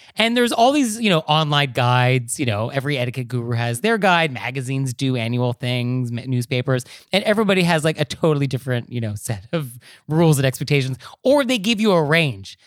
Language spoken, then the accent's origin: English; Marin County, California, United States; growing up in Marin County, like I did